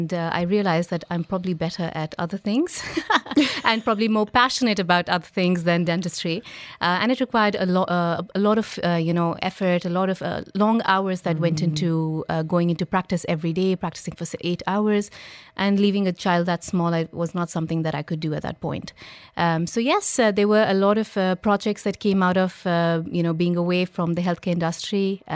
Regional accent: India; moved away; I'm basically from India, but I've lived outside India most of my life

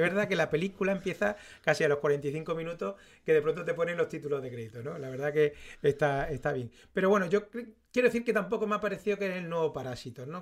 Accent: Spain; todos los que somos españoles

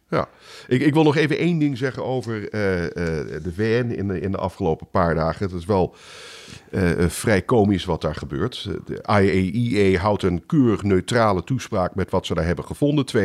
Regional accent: Netherlands; now in United States; ik, als Nederlander zeg je, waar

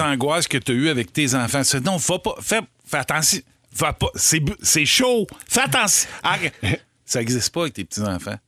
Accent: Rigaud, Quebec, Canada; chez nous à Rigaud

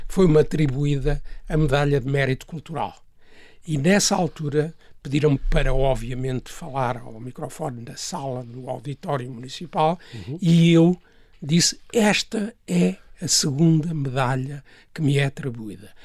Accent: Portugal; um dos colégios mais eh, prestigiados no nosso país

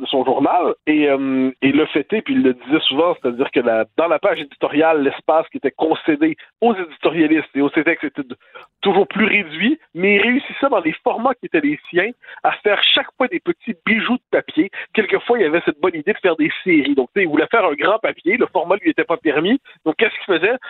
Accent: Quebec, Canada; chez nous au Québec

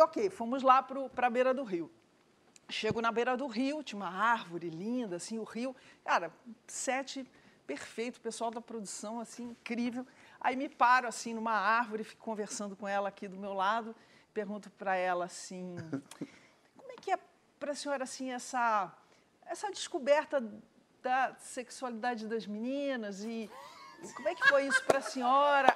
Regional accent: South Region, Brazil; moved away; no Sul, minha terra

